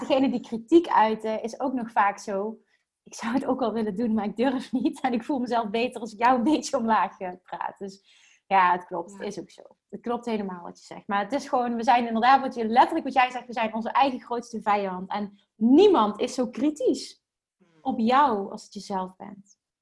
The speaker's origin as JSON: {"language": "Dutch", "region": "Limburg", "country": "Netherlands", "accent": "Limburgs", "said": "Ik heb, ik heb een Limburgs accent"}